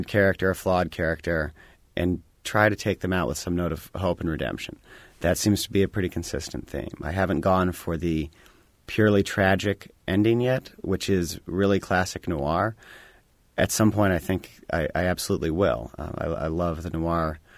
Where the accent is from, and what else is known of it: Bloomington, Indiana, United States; born or raised there